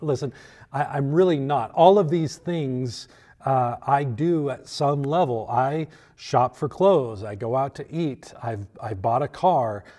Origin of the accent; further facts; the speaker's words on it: United States; we as American Christians